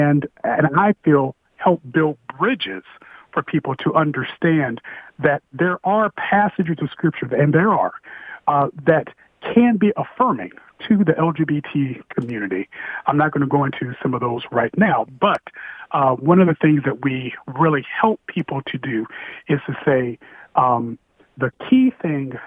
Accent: Indiana, United States; I'm from Indiana

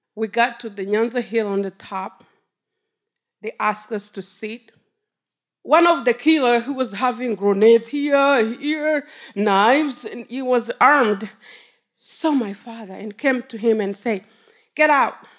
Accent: Rwanda; now in Detroit, United States; I was taken back to my country. I come from Rwanda.

